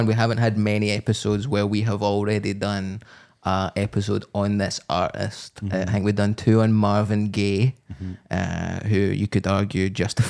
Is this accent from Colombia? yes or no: no; England, United Kingdom; now in Edinburgh, United Kingdom; as an English person who lives in Edinburgh.